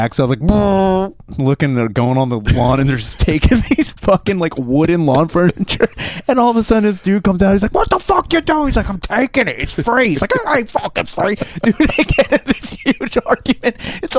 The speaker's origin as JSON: {"language": "English", "town": "Royersford", "region": "Pennsylvania", "country": "United States", "tie": "born or raised there", "moved": "yes", "said": "Walk around my hometown. I walk into Royers Ford."}